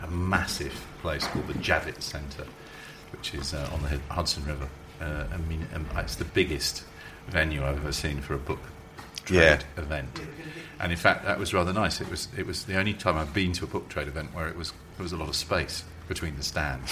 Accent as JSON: {"language": "English", "region": "England", "country": "United Kingdom", "said": "being English"}